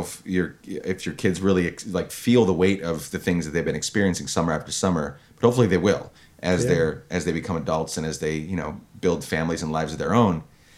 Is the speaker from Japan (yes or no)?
no; Guatemala; born or raised there